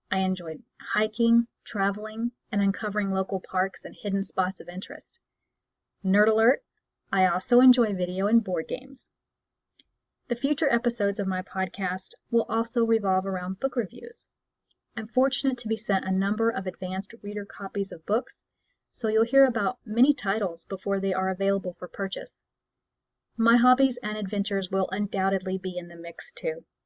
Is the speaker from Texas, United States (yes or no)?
yes; Texas, United States; accent: Texas; I'm frequently told that when I'm irritated or tired I will tend to slip into my accent, so a little of my Texas roots are visible if you listen frequently and closely enough.